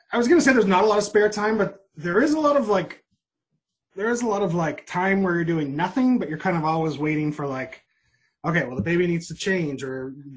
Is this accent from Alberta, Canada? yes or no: no; Toronto, Ontario, Canada; also born or lived in Maritimes / Nova Scotia; I was born in Toronto, but I consider myself from the Maritimes. That's where all my majority of my family is